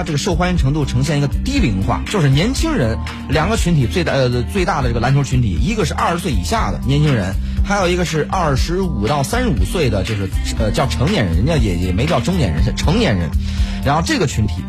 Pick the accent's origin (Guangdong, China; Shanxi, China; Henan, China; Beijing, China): Guangdong, China; 当然呢，在早期的时候，咱们广东那边还打不过人家香港。